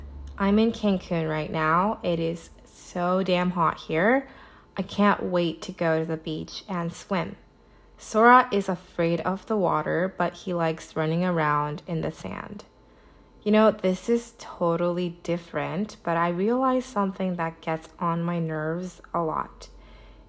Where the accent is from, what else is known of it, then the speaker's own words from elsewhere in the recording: Irvine, California, United States; moved away; I was visiting my hometown, Irvine, California